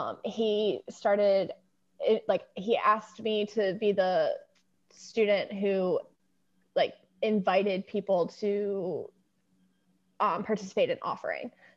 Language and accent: English; Eastern Shore of Maryland, United States; I grew up on the Eastern Shore of Maryland